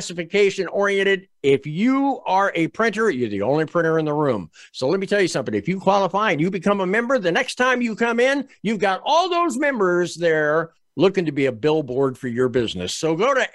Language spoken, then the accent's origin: English; Washington, District of Columbia, United States; I was born in D.C.